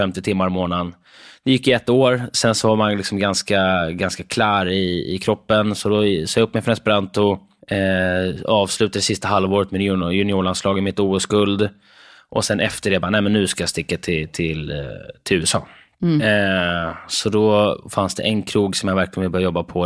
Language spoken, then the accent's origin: Swedish; Stockholm, Stockholm County, Sweden; accent: Stockholm; also born or lived in Limhamn, Malmö, Skåne; Innan jag flyttade upp till Stockholm och uppväxt eh, söder om Söder.